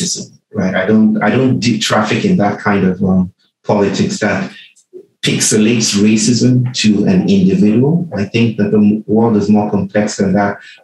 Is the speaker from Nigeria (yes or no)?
yes; Nigeria; I was born in Nigeria and I got programmed to be Nigerian